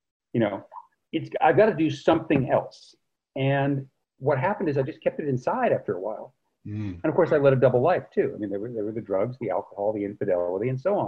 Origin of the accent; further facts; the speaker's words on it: Carmel-by-the-Sea, California, United States; I grew up in one of the most beautiful places in the world, Carmel by the Sea, California.